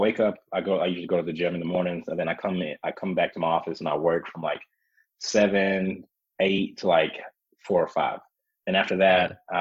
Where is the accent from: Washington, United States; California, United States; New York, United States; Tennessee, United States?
Tennessee, United States; Memphis; also born or lived in Kuwait; now in Denver, United States; growing up in the South, in Memphis, Tennessee